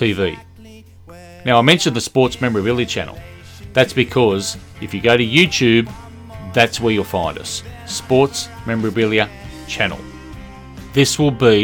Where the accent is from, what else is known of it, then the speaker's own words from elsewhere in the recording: Australia; accent: Australian; as you can tell from the accent, I'm an Australian.